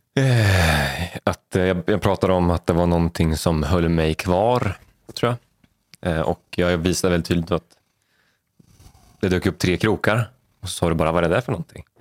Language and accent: Swedish; Vadstena, Östergötland, Sweden; uppvuxen i Vadstena, eh, yngst av, eh, fyra